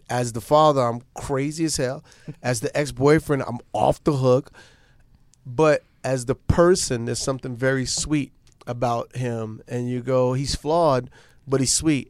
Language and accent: English; New York City, New York, United States; Born and raised. We went to LaGuardia High School